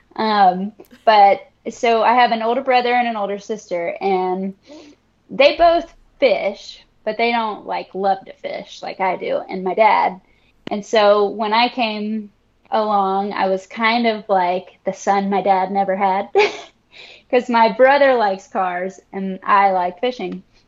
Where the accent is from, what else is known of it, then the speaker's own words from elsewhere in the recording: Destin, Florida, United States; also born or lived in Orlando / Guam; I grew up fishing in the Gulf out here in Destin, Florida